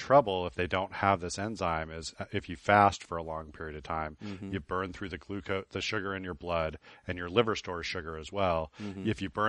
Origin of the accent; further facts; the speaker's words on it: Shiprock, New Mexico, United States; born there; I was born on the Navajo Reservation in Shiprock.